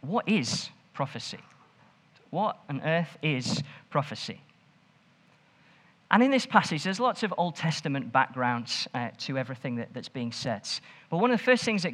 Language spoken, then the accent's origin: English; Stoke-on-Trent, West Midlands, United Kingdom; now in Nottingham, United Kingdom; I'm from Stoke